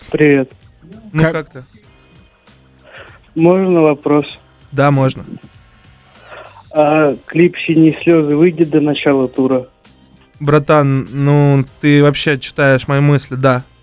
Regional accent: Ufa, Bashkortostan, Russia; Короче, я из Башкирии, тоже из Уфы.

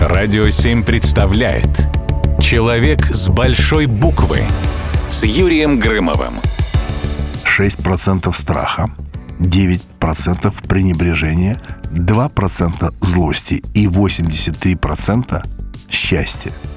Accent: Moscow, Russia; из Москвы

